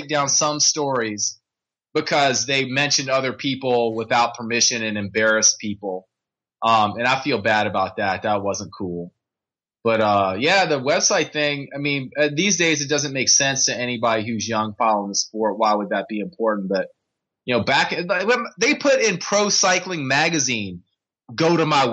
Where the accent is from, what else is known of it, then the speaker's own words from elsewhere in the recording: Richmond, Virginia, United States; I grew up in Richmond, Virginia